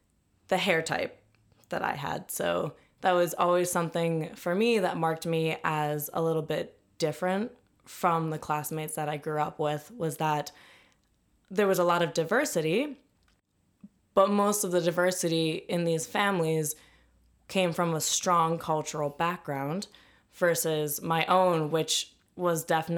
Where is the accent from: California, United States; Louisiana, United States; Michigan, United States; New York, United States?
Michigan, United States; Ann Arbor; So I'm from Ann Arbor, Michigan.